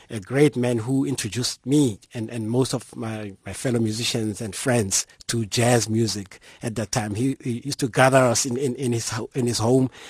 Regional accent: Mamelodi, Gauteng, South Africa; like any other one living in Mamelodi

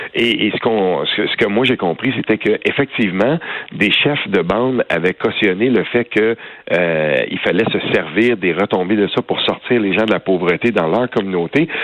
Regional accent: Quebec, Canada; chez nous au Québec

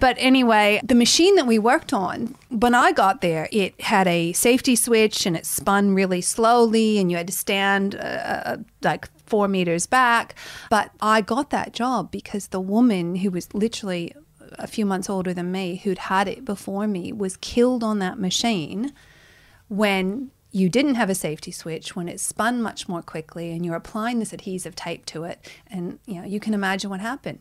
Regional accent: Toledo, Ohio, United States; moved away as an adult; now in Australia; as an American, growing up in America

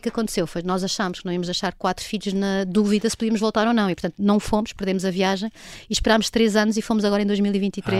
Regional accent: Portugal; also born or lived in Boston; eu sendo portuguesa

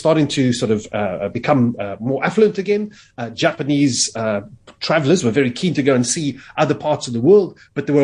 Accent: South Africa; I happen to say South Africa

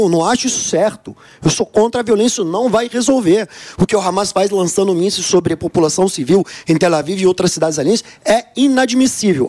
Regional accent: Brazil; Eu, como brasileiro de origem

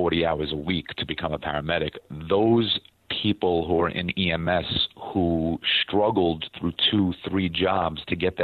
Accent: New York, United States; being a New Yorker

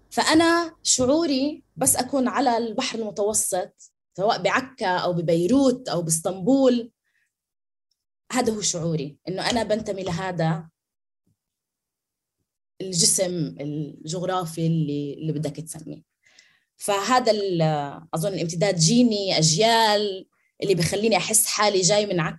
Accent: Nablus, West Bank, Palestine; انا طول عمري بتعرف فلسطينيه بس على اساس اني نابلسيه على اهل ابوي اوكي بس

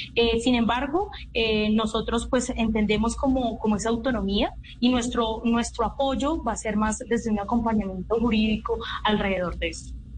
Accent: Cali, Valle del Cauca, Colombia; soy de Cali, del Pacífico colombiano

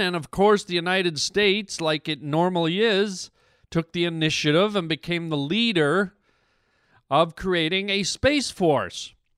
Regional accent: Canada; I'm a Canadian

